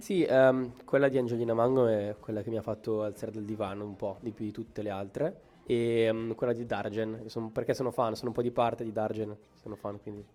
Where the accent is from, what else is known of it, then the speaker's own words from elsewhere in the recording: Brescia, Lombardy, Italy; also born or lived in Cremona; io sono di Brescia, di Brescia Cremona